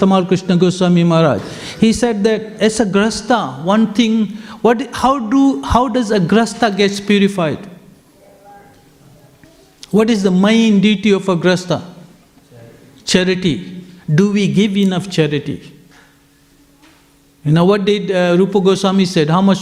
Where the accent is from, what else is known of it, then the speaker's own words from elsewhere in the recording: Fiji; I'm from Fiji